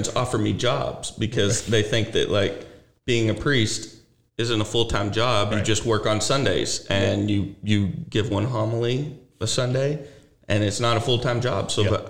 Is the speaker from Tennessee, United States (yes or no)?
yes; Memphis, Tennessee, United States; I grew up in Memphis, a big city, in a small section of Memphis called Whitehaven. And, you know, it was such a small community.